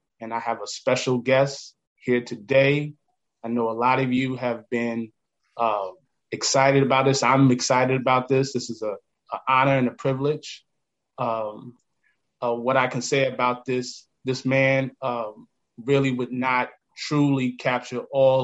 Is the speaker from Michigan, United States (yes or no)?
no; Long Island, New York, United States; I'm from Long Island.